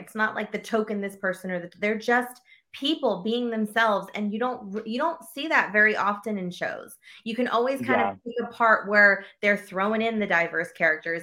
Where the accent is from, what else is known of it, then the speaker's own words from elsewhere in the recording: Texas, United States; moved away; also born or lived in Los Angeles; I came from Texas and I grew up in Texas, but then I lived